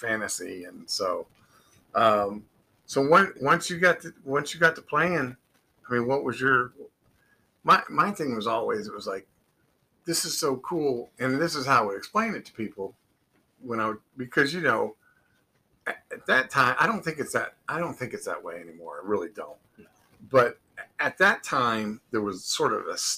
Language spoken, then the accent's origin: English; Muncie, Indiana, United States; I'm from Muncie, Indiana